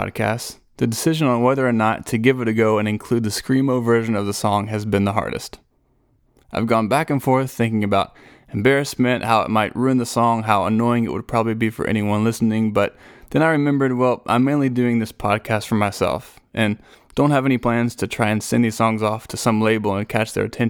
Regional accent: Nashville, Tennessee, United States; I was from Nashville

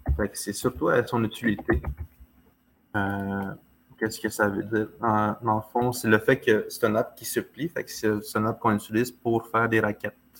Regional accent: Manawan, Quebec, Canada; on dit chez nous à Manouan

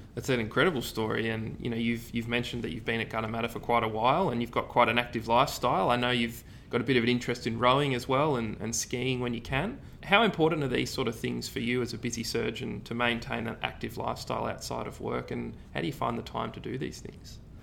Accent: Ballarat, Victoria, Australia; I'm from Ballarat

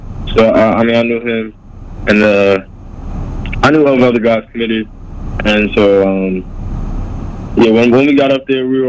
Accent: Long Island, New York, United States; now in Florida, United States; I'm originally from New York. I'm from Long Island

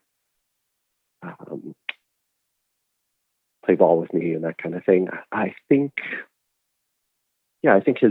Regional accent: Seattle, Washington, United States; also born or lived in Flemington, New Jersey; I was born in Flemington, New Jersey, but 3 months later, my parents moved out to Seattle because my dad got a job at Boeing

